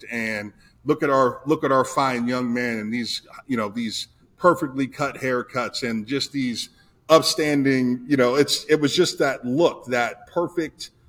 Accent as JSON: {"language": "English", "town": "Youngstown", "region": "Ohio", "country": "United States", "moved": "yes", "said": "He let me play like I was from Youngstown. He let me talk like I was from Youngstown."}